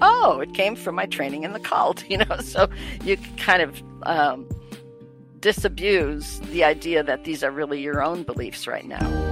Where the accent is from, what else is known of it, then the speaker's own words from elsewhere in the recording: Wisconsin, United States; moved away; also born or lived in New York; I'm from Wisconsin.